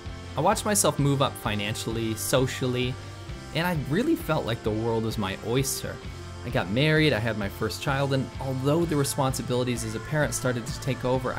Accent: United States; born or raised there; moved away as an adult; now in China

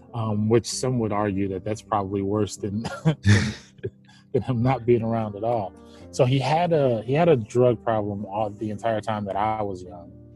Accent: Cleveland, Ohio, United States; I'm from Cleveland

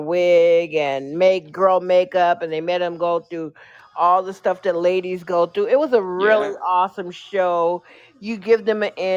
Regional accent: Chicago, Illinois, United States; I was born and raised in the Shy

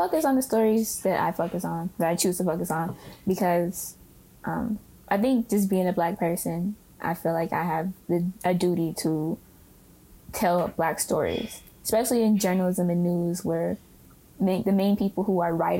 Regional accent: San Francisco, California, United States; moved away as an adult; now in Oakland, United States; I'm from Hunters Point. I grew up on Oakdale and Ingalls. I went to school a block from my grandmother's house.

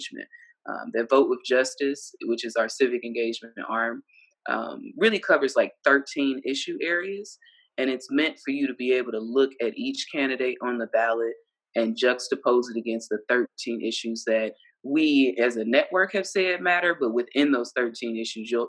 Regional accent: Ohio, United States; moved away; also born or lived in Alabama / Mississippi / Florida / Georgia; I grew up in Ohio

